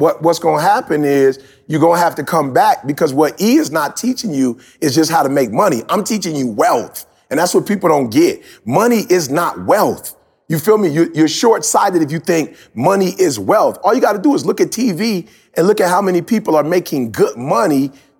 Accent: Detroit, Michigan, United States; I'm from Detroit. Like, I'm really from the city. You know what I'm saying? Like, I didn't grow up in church.

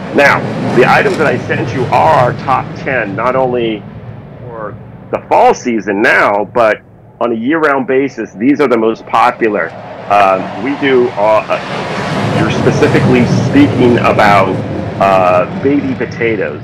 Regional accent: Southern California, United States; I've I've lived in Southern California my life

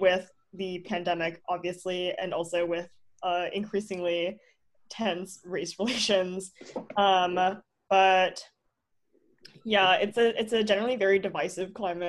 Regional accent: St. Petersburg, Florida, United States; I am a rising college freshman, and I'm from St. Pete, Florida.

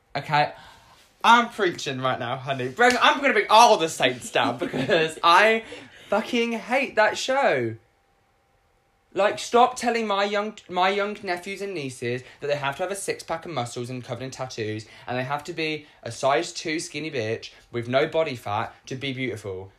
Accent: United Kingdom; growing up in Britain

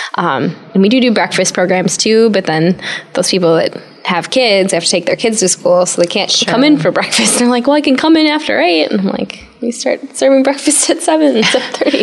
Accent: Sheboygan, Wisconsin, United States; also born or lived in Milwaukee, Wisconsin; I found a job actually in my hometown area, Sheboygan, Wisconsin

